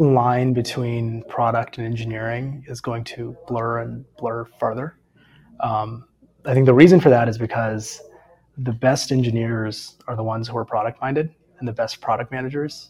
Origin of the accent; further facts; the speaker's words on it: Atlanta, Georgia, United States; also born or lived in Stanford; I grew up here in Atlanta